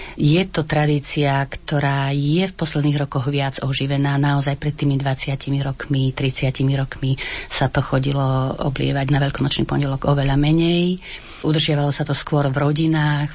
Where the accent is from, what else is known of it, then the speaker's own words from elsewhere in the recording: Pozdišovce, Košice Region, Slovakia; Ja ešte som sa naučila od mojej starej mamy doma v Pozdyšovciach farbiť vajíčka cibulovou šupkou